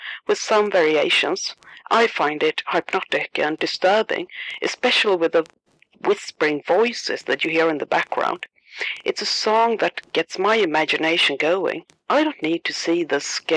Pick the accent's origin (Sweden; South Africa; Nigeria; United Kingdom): Sweden; accent: Swedish; English is a second language; my Swedish accent